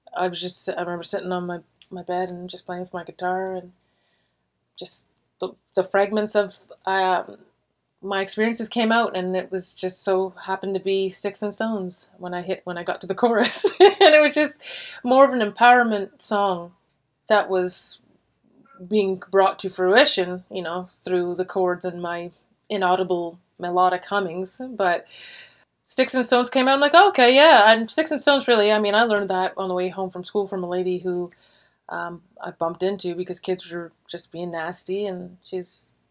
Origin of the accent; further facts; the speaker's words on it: Warkworth, Ontario, Canada; also born or lived in Montreal, Quebec; I grew up in a really small town. I was born in Montreal, but at a very young age, like three years old, we moved to a small town called Warkworth, Ontario